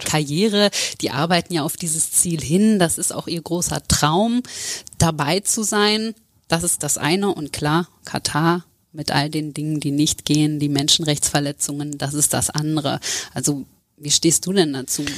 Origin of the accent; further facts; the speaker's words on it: Lower Saxony, Germany; ich komme ja auch aus Niedersachsen